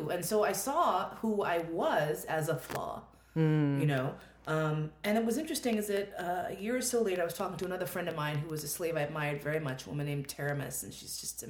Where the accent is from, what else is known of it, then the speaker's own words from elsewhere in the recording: New York, United States; I'm a New Yorker